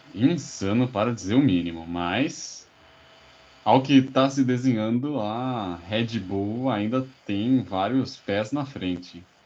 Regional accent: Brazil; nós como brasileiros

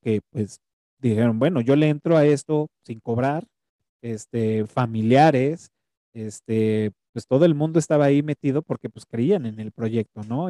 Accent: Mexico; traemos como, como cultura mexicana

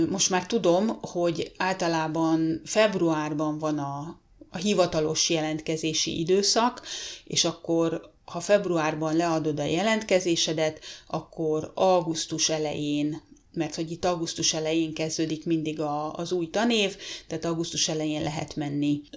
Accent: Hungary; now in Finland; magyarok vagyunk, vagyis, hogy én magyar vagyok

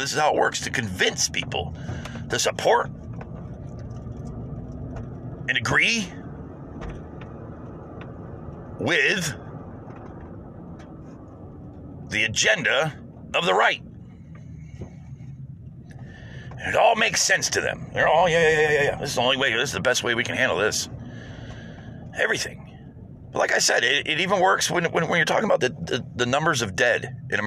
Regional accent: United States; as an American

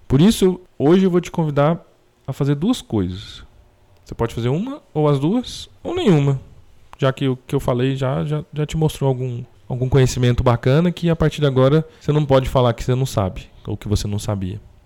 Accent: Brazil; Como brasileiro

